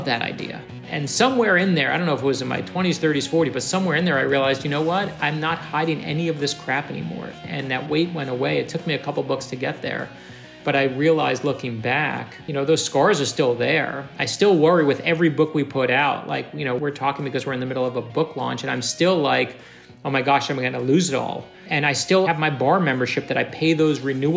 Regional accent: New York City, New York, United States; moved away; also born or lived in North Miami Beach, Florida / Boston; I grew up in Brooklyn, New York

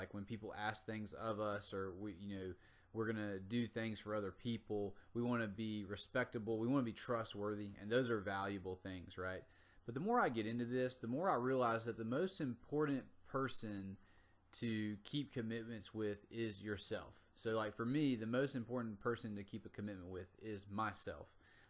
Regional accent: North Carolina, United States; Now, I'm from the South, from North Carolina, and I grew up in a small town with a lot of farmers and a lot of agricultural workers.

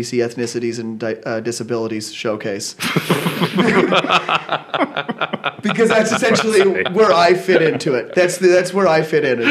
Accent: Yellowknife, Northwest Territories, Canada; now in Vancouver, Canada; I grew up in Yellowknife

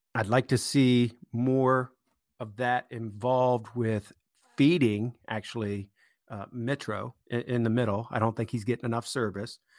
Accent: United States; as an American

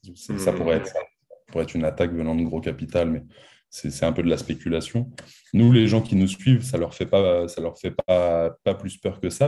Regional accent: France; on est français, on a toujours vécu en France, on a fait nos études en France.

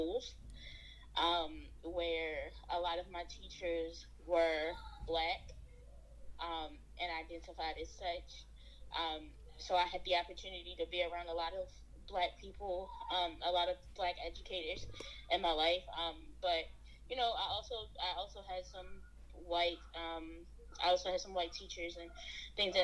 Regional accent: Baltimore, Maryland, United States; I was born in Baltimore, Maryland, and subsequently that's where I spent majority of my life

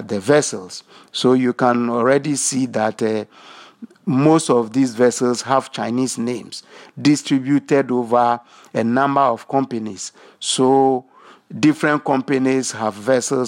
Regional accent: Ghana

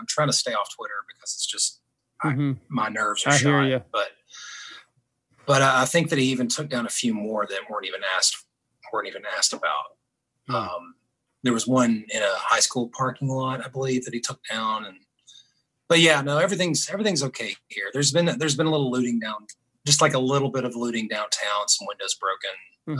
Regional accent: Knoxville, Tennessee, United States; born there; also born or lived in Atlanta; now in Muscle Shoals, United States; I mean, I moved from Atlanta to Muscle Shoals. I'm not like indigenous to Muscle Shoals. I was born in Knoxville, Tennessee. So I've got like all that bluegrass upbringing and moved to Muscle Shoals

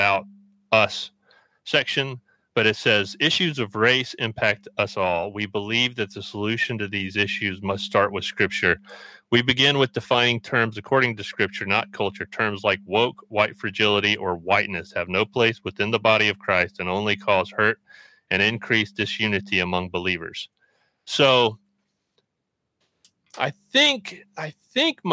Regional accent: Birmingham, Alabama, United States; growing up in Alabama, I grew up in Birmingham

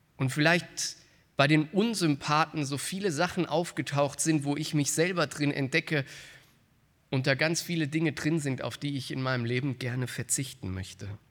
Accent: Frankfurt, Hesse, Germany; in meiner Heimatstadt in Frankfurt

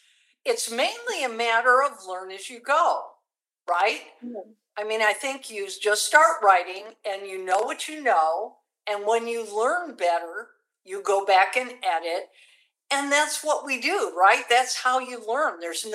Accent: San Antonio, Texas, United States; And it was right here in San Antonio that year. So it was my home state, so I didn't even have to fly in.

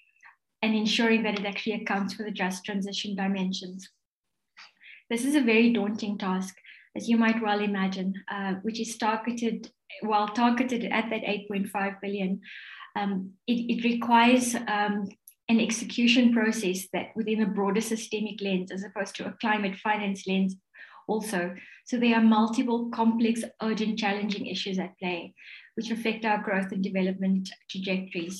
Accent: South Africa; As a South African

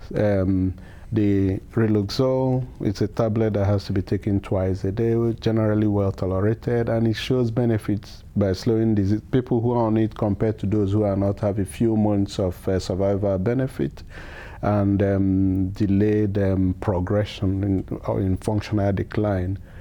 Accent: Nigeria; also born or lived in Edison, New Jersey; now in United States; I'm originally from Nigeria.

